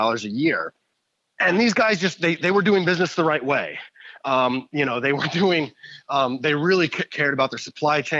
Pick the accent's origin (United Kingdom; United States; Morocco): United States; Indiana; now in Toronto, Canada; I live in Toronto now, but I was born and raised in Indiana